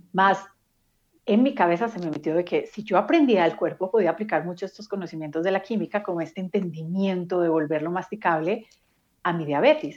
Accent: Medellín, Antioquia, Colombia; crecí en Medellín, Colombia

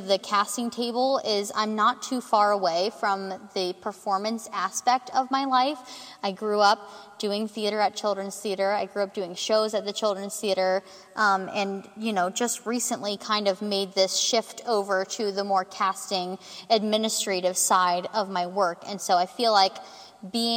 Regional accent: Cincinnati, Ohio, United States; I am from Cincinnati, West Side specifically

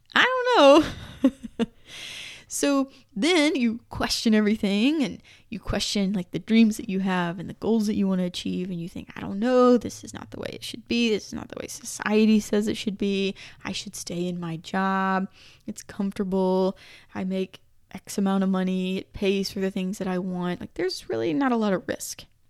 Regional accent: United States; I'm obviously American

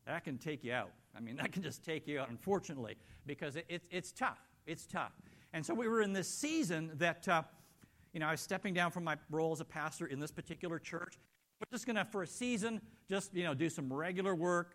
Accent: Canada; moved away; being Canadian

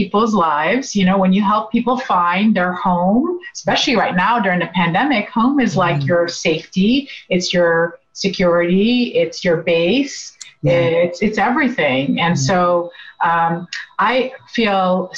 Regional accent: Northern Virginia, United States; also born or lived in Beirut, Lebanon; my years have been here in Northern Virginia

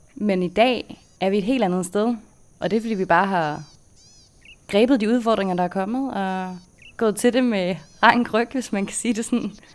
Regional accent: Denmark; moved away as an adult; da vi boede hjemme i Danmark

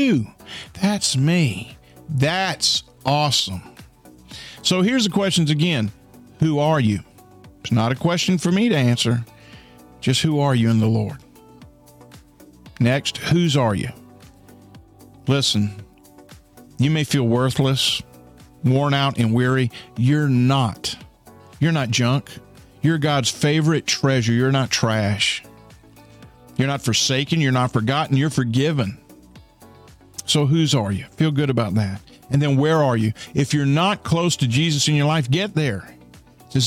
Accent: United States; I'm American

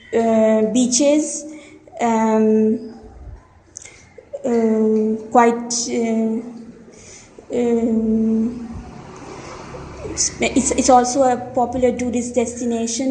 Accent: India; first language Hindi; English is a second language; I'm from India.

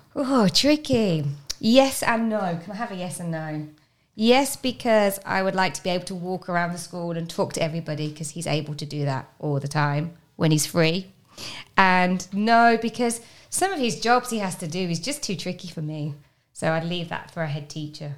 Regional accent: Birmingham, West Midlands, United Kingdom; moved away; I'm from a place called Birmingham

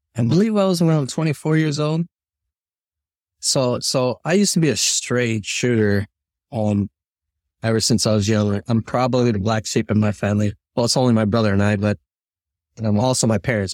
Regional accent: Chicago, Illinois, United States; I'm born and raised in Chicago

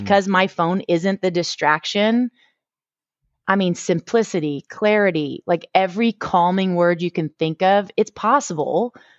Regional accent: Boston, Massachusetts, United States; moved away as an adult; now in Houston, United States; I grew up, um, in the Northeast, in Boston

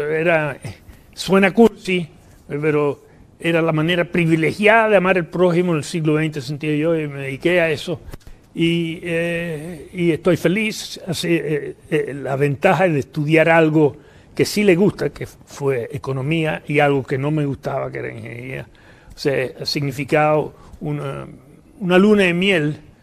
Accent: New York, United States; moved away as an adult; also born or lived in Philadelphia / Havana, Cuba; now in Chile; en Nueva York hasta que me vine a Chile. Eh, vivíamos en un barrio se llama Jamaica. ahí fui a escuela básica, después media y después a Columbia

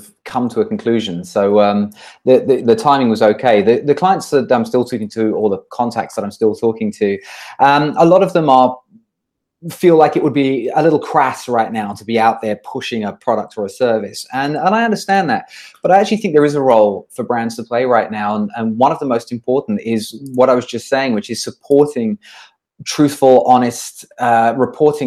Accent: United Kingdom; moved away as an adult; now in Singapore; I'm originally British. I come from just outside of London. I came to Singapore in 2009. I've been here for 11 years now.

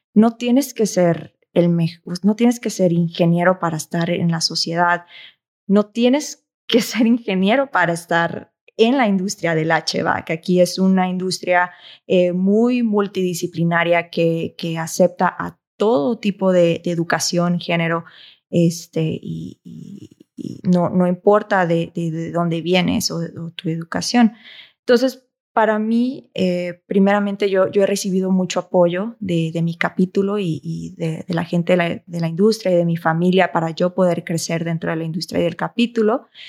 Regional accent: Mexico; de ser mexicanos

